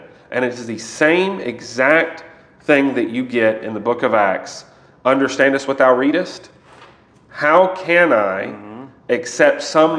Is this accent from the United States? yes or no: yes; United States; I'm an American.